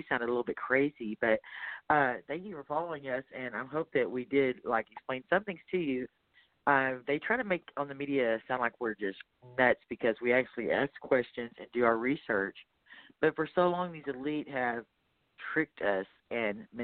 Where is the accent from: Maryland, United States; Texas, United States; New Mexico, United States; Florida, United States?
Texas, United States; I'm from Texas